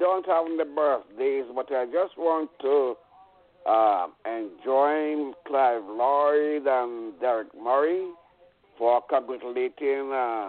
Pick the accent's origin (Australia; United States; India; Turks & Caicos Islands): India; I'm from India. I was there.